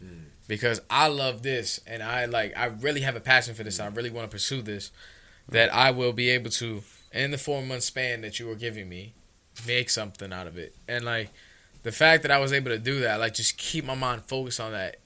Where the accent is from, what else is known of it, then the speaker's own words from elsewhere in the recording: New York City, New York, United States; I was a kid from the Bronx from Soundview, literally from where we